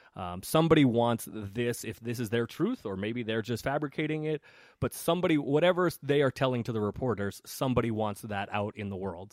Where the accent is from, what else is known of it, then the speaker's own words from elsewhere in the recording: San Francisco, California, United States; I grew up, I grew up in San Francisco